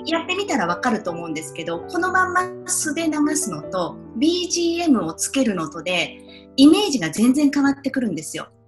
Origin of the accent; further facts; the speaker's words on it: Saitama, Japan; now in New York, United States; 私埼玉県出身なんですけど